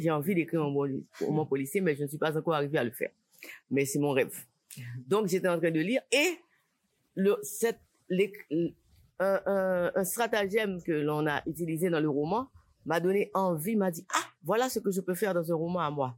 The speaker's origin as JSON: {"language": "French", "town": "Port-au-Prince", "region": "Ouest", "country": "Haiti", "tie": "born or raised there", "said": "Port-au-Prince, c'est ma ville natale. Maintenant, Port-au-, Port-au-Prince a tellement changé du moment où je grandissais à Port-au-Prince"}